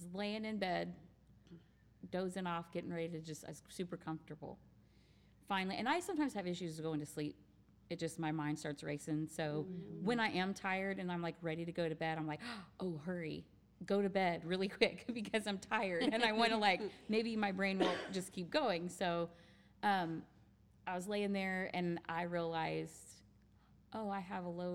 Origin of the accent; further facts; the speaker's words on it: Missouri, United States; moved away as an adult; also born or lived in Arkansas; now in California, United States; born and raised in Missouri and really only ever lived in Arkansas for a few years